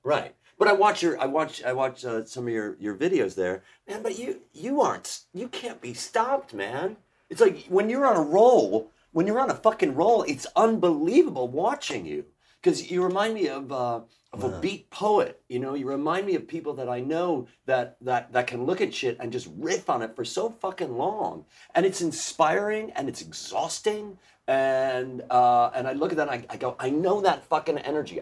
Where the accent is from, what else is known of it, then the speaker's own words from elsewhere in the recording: Chicago, Illinois, United States; I'm from Chicago